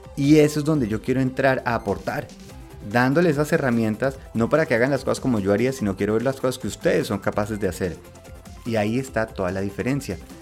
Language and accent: Spanish; Colombia; moved away as an adult; also born or lived in Spain; Yo crecí en Colombia, estudié en Colombia